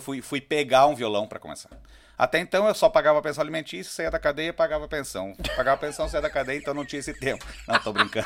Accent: Caxias do Sul, Rio Grande do Sul, Brazil; also born or lived in Serafina Correia; eu sou natural de Serafina Correia e me criei em Caxias do Sul

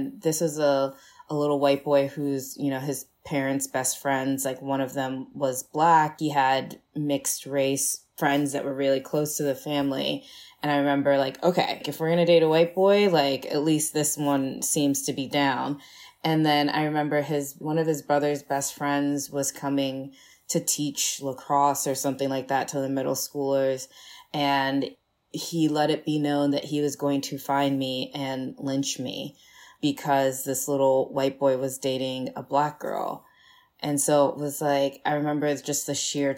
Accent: Annapolis, Maryland, United States; also born or lived in Kaduna, Nigeria / Miami, Florida; I grew up in Maryland, Annapolis, Maryland specifically

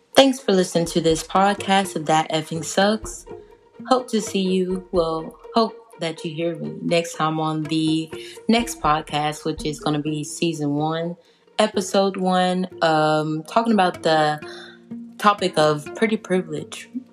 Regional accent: South Georgia, United States; I'm from South Georgia, not the Georgia that's like Atlanta, but like yeah, the South Georgia area.

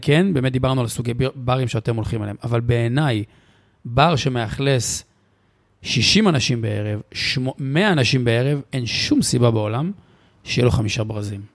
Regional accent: Israel; אנחנו ישראלים

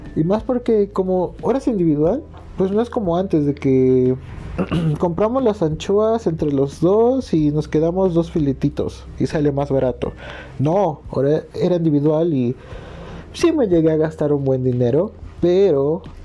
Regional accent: Morelos, Mexico; moved away as an adult; soy de Morelos

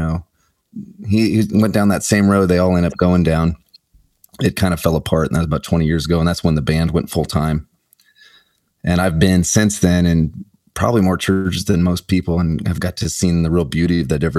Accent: Omaha, Nebraska, United States; I grew up in Omaha, Nebraska

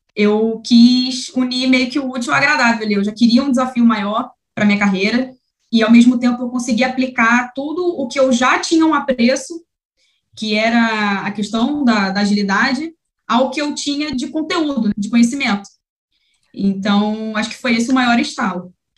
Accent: Rio de Janeiro, Brazil; sou aqui do Rio de Janeiro

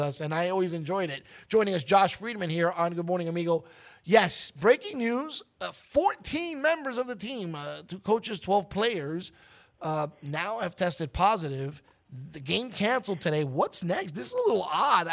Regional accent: New York City, New York, United States; now in Miami, United States; my roots are the 212

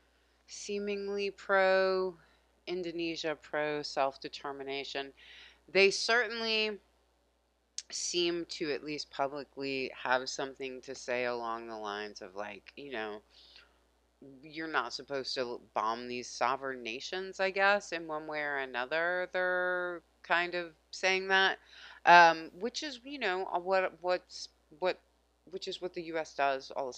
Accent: United States; as an American

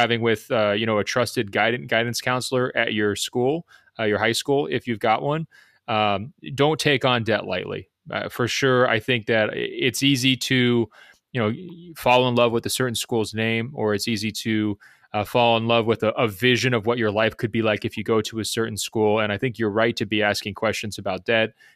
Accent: Beaverton, Oregon, United States; born and raised in Beaverton, Oregon

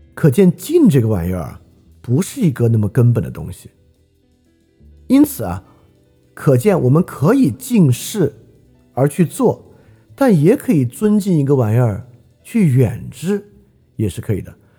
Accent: China; 我们中国人都理解不了

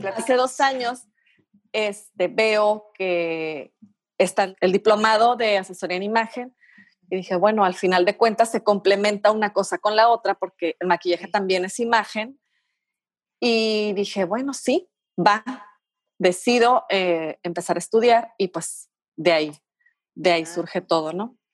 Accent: Tijuana, Baja California, Mexico; Yo soy originaria de aquí de Tijuana, de los pocos originarios de aquí de Tijuana

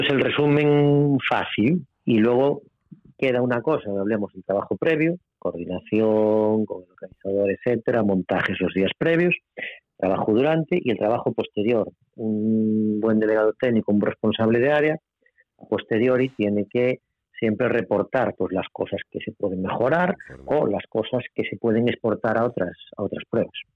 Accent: Pontevedra, Galicia, Spain; en Pontevedra, en mi tierra

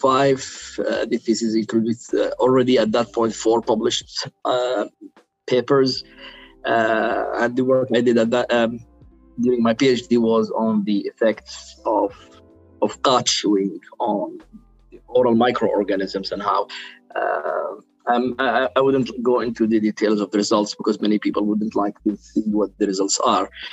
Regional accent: Sana'a, Amanat Al Asimah, Yemen; English is a second language; moved away as an adult; also born or lived in Aden, Yemen / Bergen, Norway; now in Pennsylvania, United States; I was born in in Sana'a and raised in Sana'a, but because we are originally from Aden, from the south part of, Yemen

